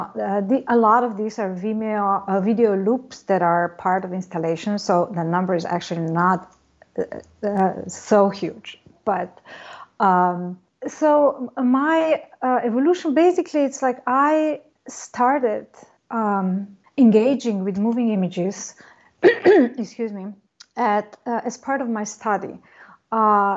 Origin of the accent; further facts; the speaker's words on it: Slovenia; moved away as an adult; also born or lived in Ljubljana, Slovenia; now in Los Angeles, United States; I come from Slovenia, one part of former Yugoslavia.